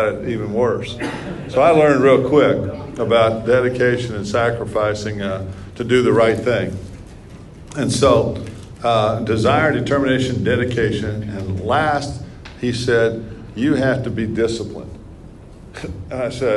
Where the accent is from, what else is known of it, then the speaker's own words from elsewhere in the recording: New Castle, Indiana, United States; Growing up in Newcastle